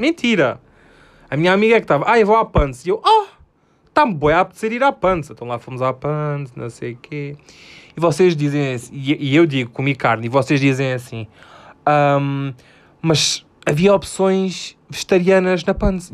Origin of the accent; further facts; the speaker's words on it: Alentejo, Portugal; Eu sou do Alentejo.